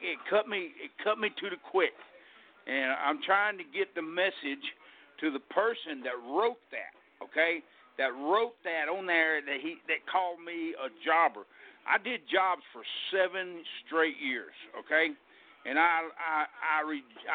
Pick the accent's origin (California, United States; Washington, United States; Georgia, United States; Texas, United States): Texas, United States; I kindly pulled back to my home state, which is Texas, and just wrestled around here locally